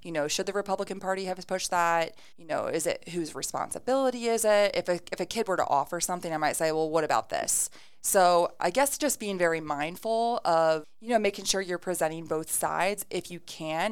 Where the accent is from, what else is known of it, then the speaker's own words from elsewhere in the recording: Ada, Ohio, United States; I moved to Ada when I was in third grade and graduated from Ada.